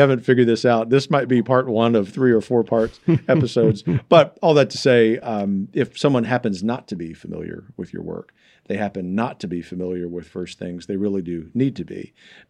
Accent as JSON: {"language": "English", "region": "the South", "country": "United States", "said": "Well, you know, I am a Southerner."}